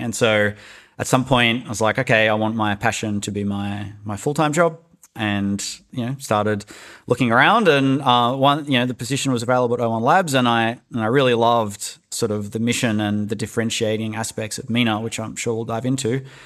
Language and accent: English; Australia; moved away; also born or lived in Silicon Valley; I'm Australian